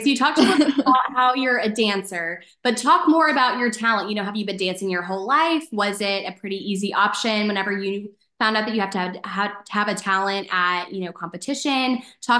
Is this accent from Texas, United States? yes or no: yes; Dallas, Texas, United States; I'm from Dallas. So, you know, I grew up watching DCC and the Dallas Cowboys.